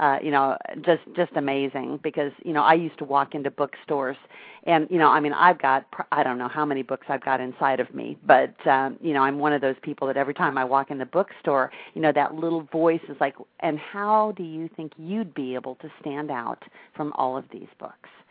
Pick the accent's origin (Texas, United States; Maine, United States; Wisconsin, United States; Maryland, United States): Wisconsin, United States; now in Tampa, United States; I grew up in Wisconsin